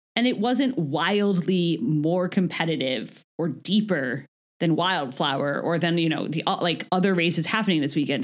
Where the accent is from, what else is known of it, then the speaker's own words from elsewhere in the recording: United States; we're American